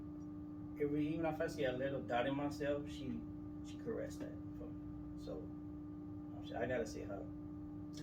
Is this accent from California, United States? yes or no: no; New Orleans, Louisiana, United States; I am from New Orleans, Louisiana